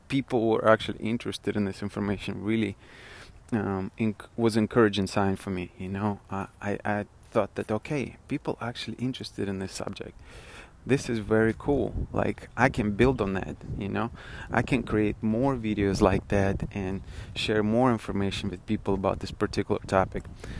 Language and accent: English; Russia; accent: Russian; moved away; I am originally from Russia and I'm a first generation immigrant